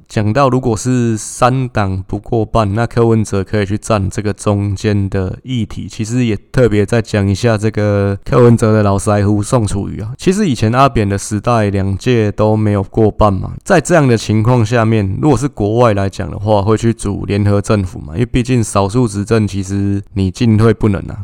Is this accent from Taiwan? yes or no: yes; Taipei, Taiwan; 我们台北人